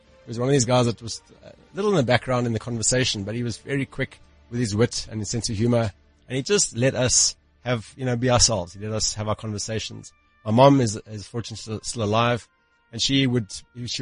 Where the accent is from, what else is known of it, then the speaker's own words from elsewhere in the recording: Johannesburg, Gauteng, South Africa; I was born into a privileged family in Johannesburg in the northern suburbs